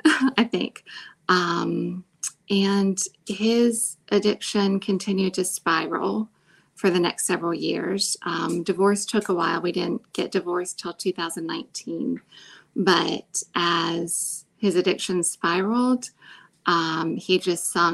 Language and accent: English; Pennsylvania, United States; moved away as an adult; also born or lived in Jackson, Mississippi; I came from Pennsylvania